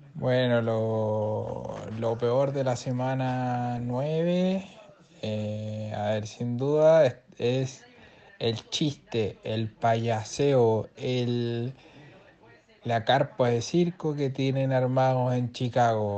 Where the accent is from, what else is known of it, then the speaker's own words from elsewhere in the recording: Portugal; soy portugués